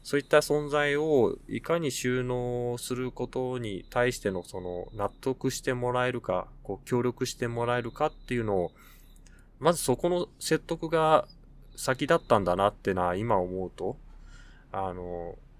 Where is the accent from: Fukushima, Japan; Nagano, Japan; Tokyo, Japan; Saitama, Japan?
Tokyo, Japan; moved away as an adult; now in Nasushiobara, Japan; 私東京の出身なんですけど、東京の実家から